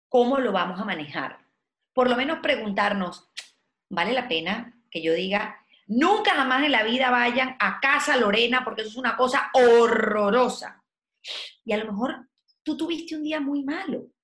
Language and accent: Spanish; Venezuela; moved away as an adult; yo nací en un país de porfiados